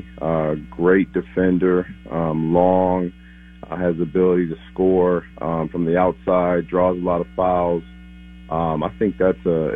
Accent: Minneapolis, Minnesota, United States; moved away; also born or lived in Texas; my hometown, Timberwolves.

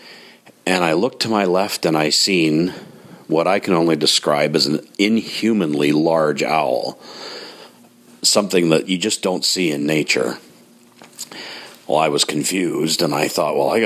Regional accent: Grande Prairie, Alberta, Canada; where I grew up in Grand Prairie, Alberta

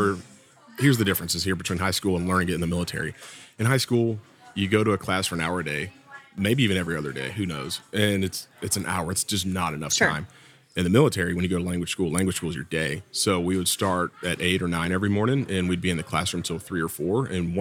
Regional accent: the South, United States; accent: Southern; But I was a little heartbroken when I went to France, and apparently my Southern accent is too much even in French.

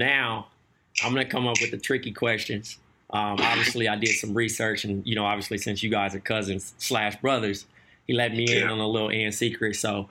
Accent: Compton, California, United States; I'm from Eastside Compton. I used to come all the way to LA to go to Men's Land and Up Against the Wall.

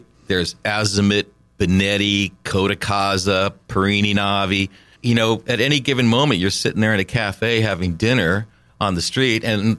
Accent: New England, United States; moved away as an adult; also born or lived in Lucca, Italy; a kid born and raised in New England

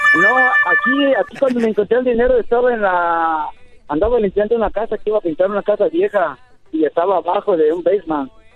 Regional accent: Purépero, Michoacán, Mexico; now in Oregon, United States; yo cuando estaba chiquillo allá en México, yo soy de Purépero

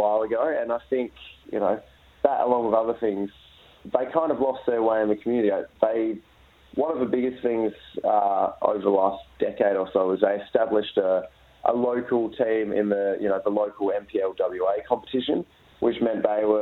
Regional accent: Perth, Western Australia, Australia; when I was growing up in Perth

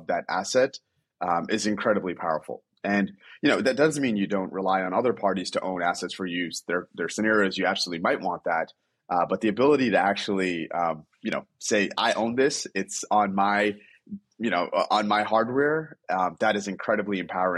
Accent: New York, United States; growing up in New York, you learn to love basketball

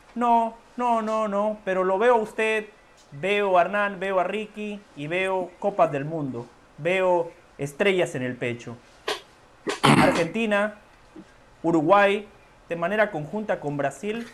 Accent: Guatemala; yo soy de Guatemala

